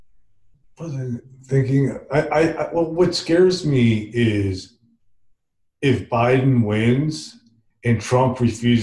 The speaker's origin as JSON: {"language": "English", "town": "Princeton", "region": "New Jersey", "country": "United States", "moved": "yes", "lives_now": "Alabama, United States", "said": "I live in Alabama, but I'm from Princeton"}